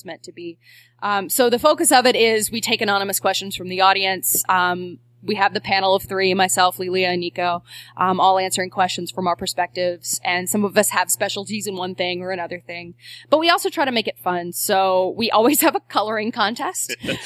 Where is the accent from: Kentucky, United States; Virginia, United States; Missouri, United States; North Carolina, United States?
Kentucky, United States; now in New Orleans, United States; I was raised in Kentucky.